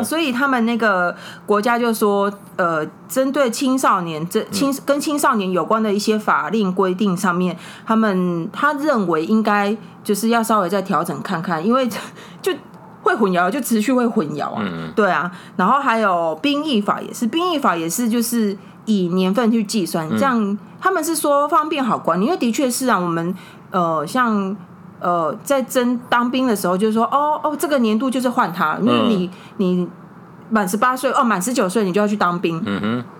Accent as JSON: {"language": "Chinese", "country": "Taiwan", "said": "我们台湾"}